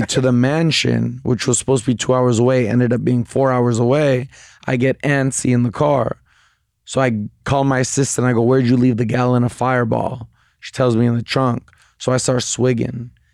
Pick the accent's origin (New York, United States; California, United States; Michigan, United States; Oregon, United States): California, United States; Bay Area; I'm from the Bay Area